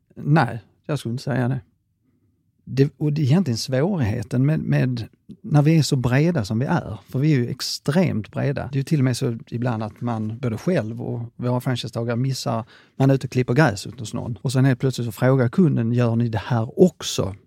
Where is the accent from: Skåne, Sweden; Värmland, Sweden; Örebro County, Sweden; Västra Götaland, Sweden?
Skåne, Sweden; jag är skåning